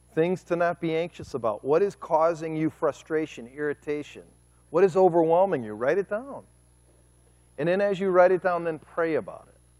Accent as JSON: {"language": "English", "town": "Cleveland", "region": "Ohio", "country": "United States", "moved": "as an adult", "lives_now": "Kent City, United States", "said": "I'm from Cleveland, Ohio."}